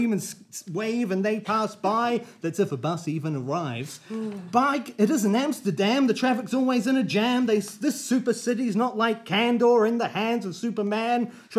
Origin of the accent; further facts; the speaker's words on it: Oamaru, Otago, New Zealand; moved away as an adult; also born or lived in Christchurch / Wellington / Melbourne / London; now in Auckland, New Zealand; I grew up down south in Oamaru, and as such, I was raised with particular values.